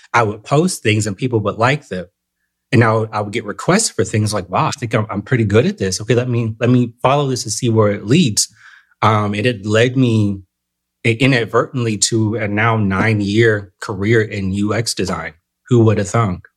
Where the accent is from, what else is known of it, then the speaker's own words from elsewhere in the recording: Southern California, United States; moved away; I'm originally from Southern California